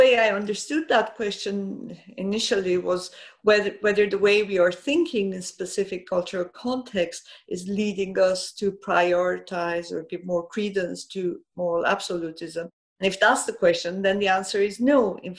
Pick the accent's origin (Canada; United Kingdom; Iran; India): Iran; I grew up in Iran. I've seen the Islamic Revolution.